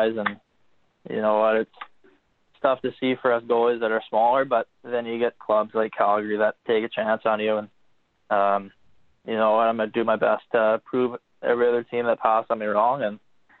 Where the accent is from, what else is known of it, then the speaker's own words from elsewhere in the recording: Bay Area, Northern California, United States; growing up in Northern California, the Bay Area